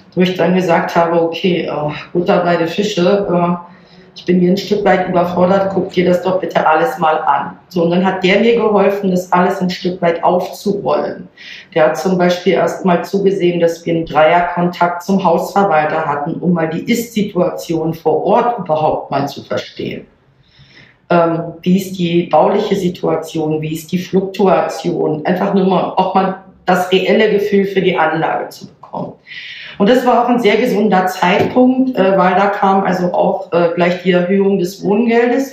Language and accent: German; Germany; moved away as an adult; now in Berlin, Germany; Ich selber komme, mhm. oh, mein Mann auch, gebürtig aus Hamburg bzw. Niedersachsen, oben von der Küste.